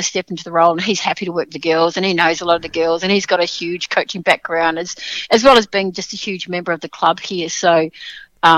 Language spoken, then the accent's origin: English; Sydney, New South Wales, Australia; now in Melbourne, Australia; I was still in Melbourne to do it, because I'm actually from Sydney